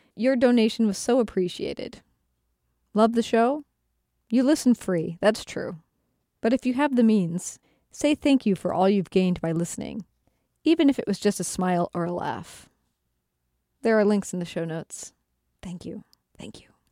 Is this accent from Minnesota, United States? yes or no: yes; Minnesota, United States; I grew up canoeing 'cause I'm from Minnesota